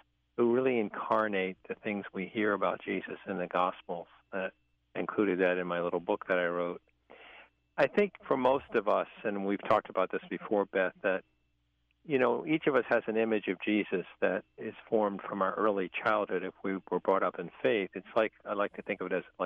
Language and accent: English; Richmond, Virginia, United States; growing up in St. Paul's Parish, in north side of Richmond, Virginia, where I'm from